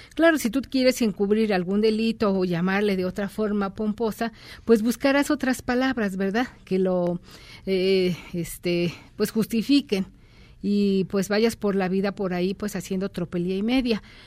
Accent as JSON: {"language": "Spanish", "country": "Mexico", "said": "como mexicanos"}